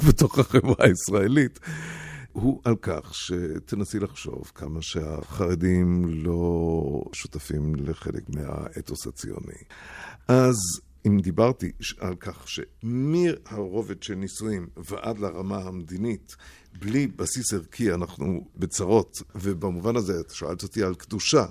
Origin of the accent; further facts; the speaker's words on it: Basel, Basel-Stadt, Switzerland; moved away; התחתנו בעיר הולדתי באזל